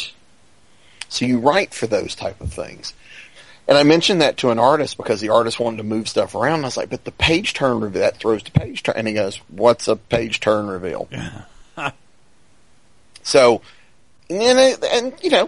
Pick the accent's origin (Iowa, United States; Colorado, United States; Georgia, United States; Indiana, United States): Georgia, United States; Doraville; now in Winder, United States; When I was 12, we moved from Doraville to where I live in the Winder area, which in Georgia